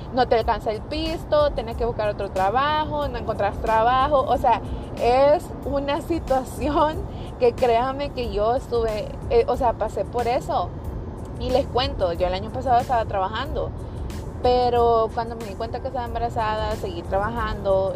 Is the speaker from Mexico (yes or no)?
no; El Salvador; moved away as an adult; now in United States; yo soy salvadoreña, nací en El Salvador, me crié allá también. Me vine para los Estados Unidos a mis 19 años